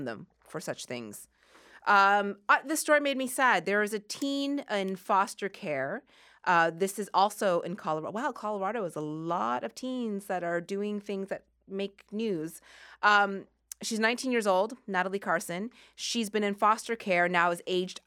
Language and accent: English; Sackville, Nova Scotia, Canada; I grew up in Sackville, Nova Scotia.